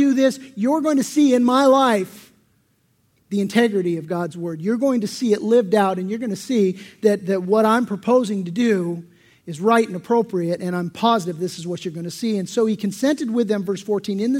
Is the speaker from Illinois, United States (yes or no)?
no; San Diego, California, United States; I grew up in San Diego